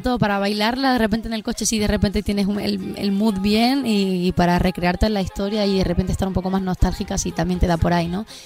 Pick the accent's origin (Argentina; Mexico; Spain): Spain; siendo española